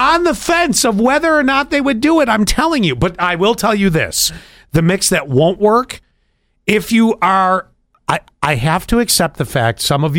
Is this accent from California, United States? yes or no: no; Buffalo, New York, United States; See, growing up in Buffalo